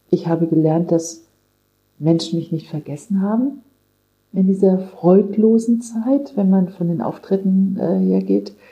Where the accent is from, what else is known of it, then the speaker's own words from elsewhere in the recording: Kassel, Hesse, Germany; Ich habe entdeckt, wie schön meine Heimat ist, Nordhessen. Ich bin ja in Kassel geboren